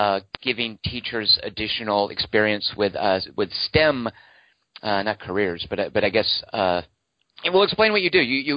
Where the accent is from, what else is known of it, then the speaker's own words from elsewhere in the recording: Arkansas, United States; also born or lived in Texas; I was born in Texas, raised in Arkansas.